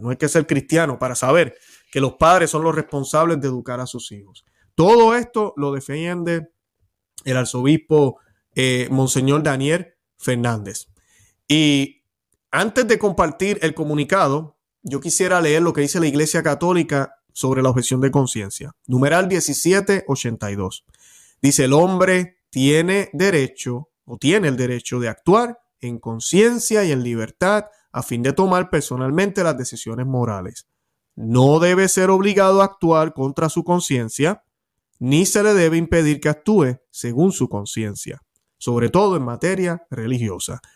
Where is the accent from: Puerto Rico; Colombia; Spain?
Puerto Rico; puertorriqueño nacido en Puerto Rico, criado en Puerto Rico, que amo muchísimo a mi tierra